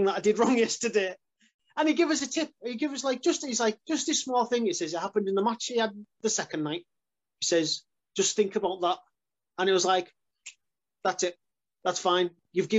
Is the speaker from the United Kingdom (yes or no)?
yes; Carlisle, North West England, United Kingdom; We were in Carlisle, my hometown